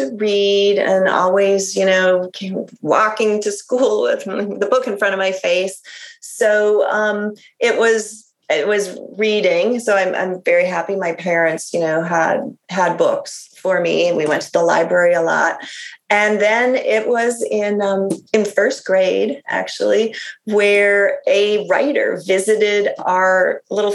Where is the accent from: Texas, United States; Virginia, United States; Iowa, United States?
Iowa, United States; Iowa City; moved away; I grew up in Iowa in a college town. So, you know, a nice sort of the garden spot of Iowa, Iowa City